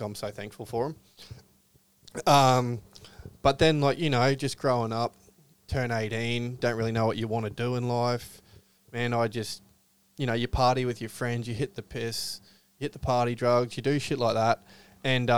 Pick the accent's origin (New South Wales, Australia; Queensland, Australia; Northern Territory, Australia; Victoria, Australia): Queensland, Australia; Rockhampton; I'm Rocky boy, born and bred